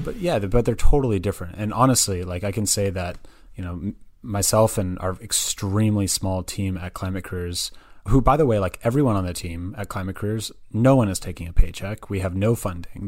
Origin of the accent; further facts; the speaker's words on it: Berkeley, California, United States; also born or lived in Santa Barbara, California / San Francisco, California; I was I was born and raised in the Bay Area, um, so I'm actually originally from Berkeley, California